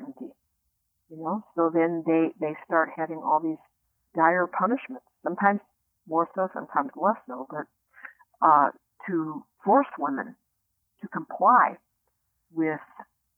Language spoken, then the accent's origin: English; United States; I grew up in the United States